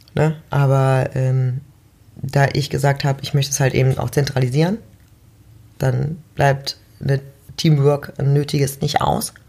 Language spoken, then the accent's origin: German; Mönchengladbach, North Rhine-Westphalia, Germany; Jetzt komme ich ja auch aus Mönchengladbach